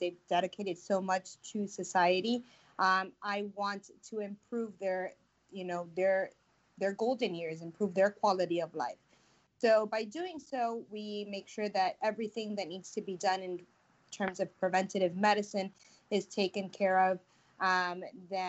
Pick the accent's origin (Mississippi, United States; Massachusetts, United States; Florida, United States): Florida, United States; Miami; now in Tampa, United States; I'm originally from Miami, but I come from a Spanish background. My dad is Cuban and my mom is Puerto Rican